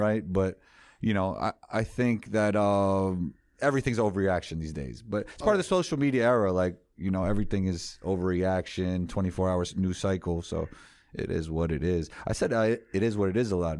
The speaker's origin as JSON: {"language": "English", "town": "New York City", "region": "New York", "country": "United States", "tie": "born or raised there", "said": "I grew up in New York City"}